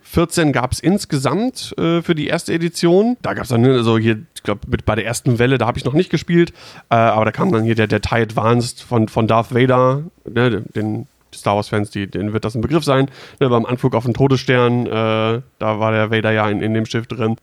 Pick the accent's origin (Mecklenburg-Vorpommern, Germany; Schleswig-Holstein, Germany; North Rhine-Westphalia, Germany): North Rhine-Westphalia, Germany; Düsseldorf; moved away as an adult; now in Hanover, Germany; komme ursprünglich aus dem schönen Rheinland, aus Düsseldorf genauer gesagt, und seit jetzt, glaube ich, neun Jahren äh, aber schon in bzw. in der Nähe von Hannover